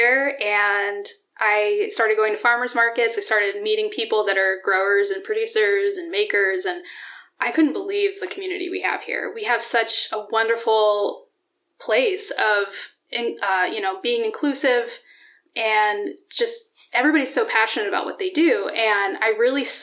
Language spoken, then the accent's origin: English; Dallas, Pennsylvania, United States; moved away as an adult; also born or lived in Colorado; now in Allentown, United States; I grew up in Pennsylvania. I grew up an hour north of here, outside of Wilkes-Barre